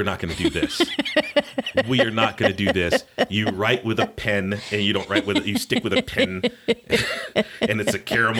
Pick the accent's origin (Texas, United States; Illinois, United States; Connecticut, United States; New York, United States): Connecticut, United States; born there; also born or lived in South; though I was born in Connecticut, I have lived in the South. I figured it out not too long ago. I've lived in the South a lot more and a lot longer than I did live in the North